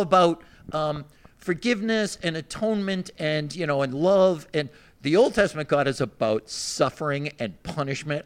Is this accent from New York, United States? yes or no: no; Weymouth, Massachusetts, United States; moved away; even though I've not lived in Weymouth for a while, I still say Weymouth